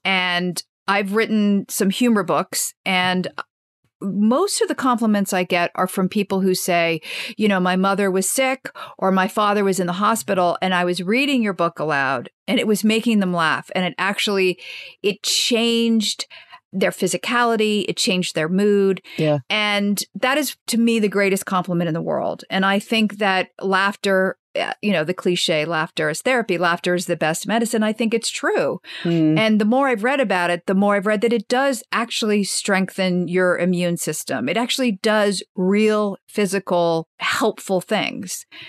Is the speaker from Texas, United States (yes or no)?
no; Washington, District of Columbia, United States; I grew up in Washington, D.C., and my parents were political journalists during Watergate